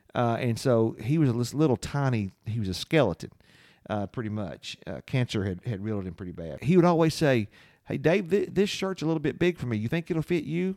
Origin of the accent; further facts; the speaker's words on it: London, Kentucky, United States; Growing up in London